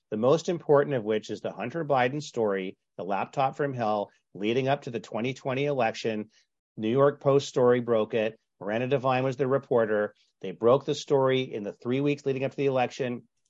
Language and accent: English; Canada; now in Southern California, United States; I grew up in Canada, so I'm lo, I'm used to the ice fishing jokes